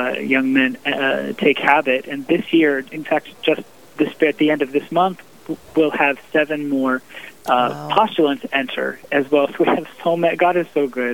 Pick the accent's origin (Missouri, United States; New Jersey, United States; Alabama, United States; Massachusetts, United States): Missouri, United States; St. Louis; moved away as an adult; now in Southern California, United States; I was born and raised in the Midwest in St. Louis, Missouri, in my beloved hometown.